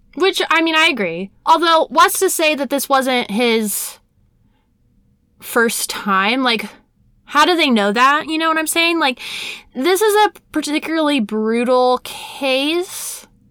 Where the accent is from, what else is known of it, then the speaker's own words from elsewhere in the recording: Brown County, Indiana, United States; my small hometown, Brown County, in Indiana